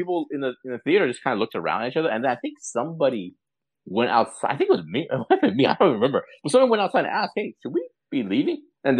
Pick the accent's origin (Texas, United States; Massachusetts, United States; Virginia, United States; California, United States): California, United States; Los Angeles; it's not like because I'm from Los Angeles